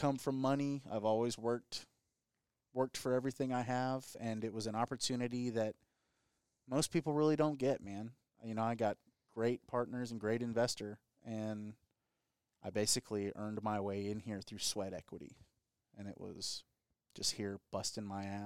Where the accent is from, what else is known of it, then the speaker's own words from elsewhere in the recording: Corpus Christi, Texas, United States; now in Rockport, United States; I grew up in Corpus, been coming to Rockport since I was about 3 years old